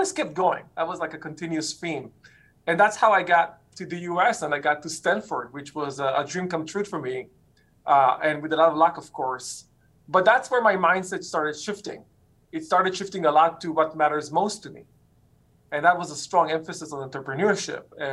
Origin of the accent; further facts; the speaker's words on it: Israel; moved away; I grew up in Israel